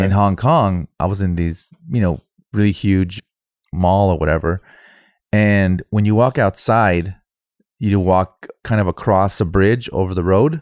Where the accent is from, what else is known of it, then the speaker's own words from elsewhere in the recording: United States; I'm fucking American